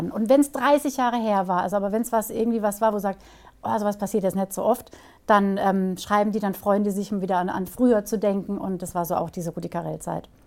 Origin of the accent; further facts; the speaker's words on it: Karlsruhe, Baden-Württemberg, Germany; born there; also born or lived in Stuttgart / Switzerland / Hamburg; now in Bruchsal, Germany; also, ja, ich, komm, ich bin geboren in Karlsruhe. Ähm